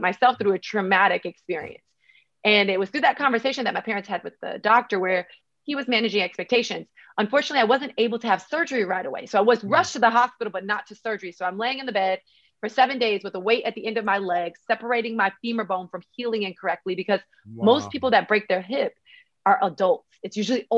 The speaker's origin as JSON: {"language": "English", "town": "Miami", "region": "Florida", "country": "United States", "tie": "born or raised there", "said": "I'm actually from Miami, Florida, 305 all the way."}